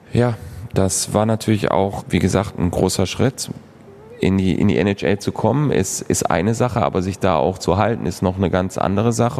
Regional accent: Moers, North Rhine-Westphalia, Germany; moved away as an adult; also born or lived in San Jose; now in Krefeld, Germany; Ich bin auf der Landwehrstraße ähm, aufgewachsen.

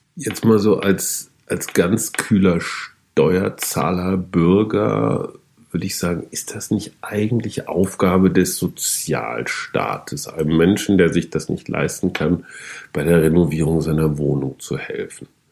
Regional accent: North Rhine-Westphalia, Germany; ich komme aus Westfalen

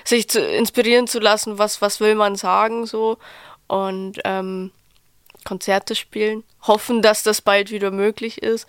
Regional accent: Passau, Bavaria, Germany; accent: Bavarian; now in Berlin, Germany; Ich komme aus Passau

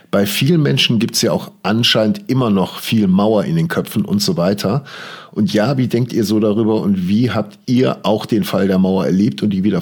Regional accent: West Germany, Germany; ich bin selber äh, komplett im Westen aufgewachsen.

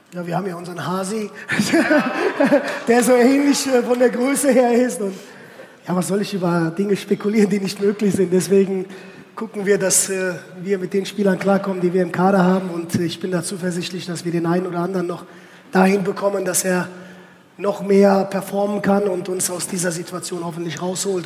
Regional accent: Westerwald, Rhineland-Palatinate, Germany; moved away as an adult; also born or lived in Turkey / Cologne; now in Oldenburg, Germany; ich bin im Westerwald groß geworden

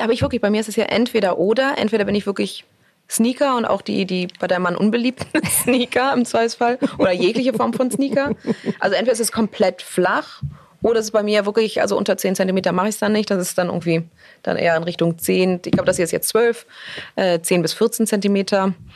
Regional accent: Hamburg, Germany; moved away as an adult; also born or lived in New York; ich komme ursprünglich aus Hamburg und, äh, ich habe wirklich meine gesamte Jugend, bis ich mit achtzehn nach New York gezogen bin

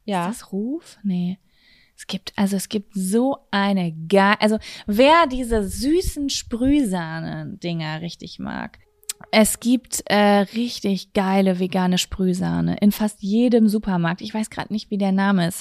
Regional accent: Lübbecke, North Rhine-Westphalia, Germany; hier bei uns in Lübbecke slash Blasheim

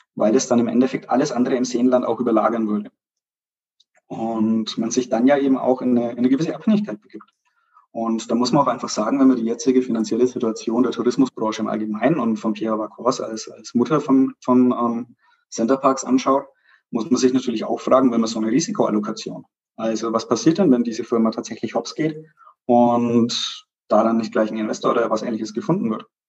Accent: Pleinfeld, Bavaria, Germany; ich bin aus Kleinfeld

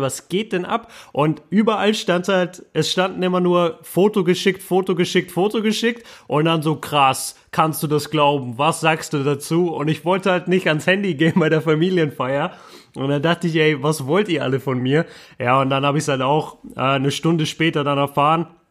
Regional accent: Bochum, North Rhine-Westphalia, Germany; weit weg von meinem Heimatort äh, Bochum zurzeit

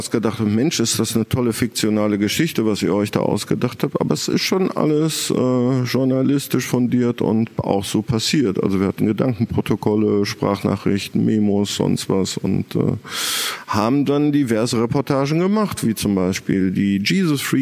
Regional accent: North Rhine-Westphalia, Germany; accent: Ruhr; ich kann nun mal den Pott nicht verhehlen. Also ich glaube auch jeder zweite Regisseur hört nach dem guten Tag sagen, dass ich aus dem Pott komme, weil ich das irgendwie nie ganz rausbekommen habe.

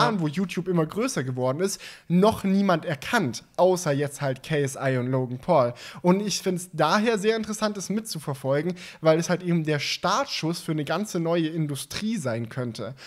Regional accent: near Stuttgart, Baden-Württemberg, Germany; Ich komme ja aus der Nähe von Stuttgart

